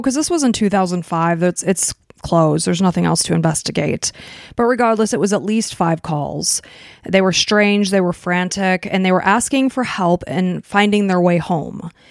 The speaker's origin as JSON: {"language": "English", "region": "Illinois", "country": "United States", "tie": "born or raised there", "said": "we grew up in Illinois, and I went, we both went to Northern Illinois University."}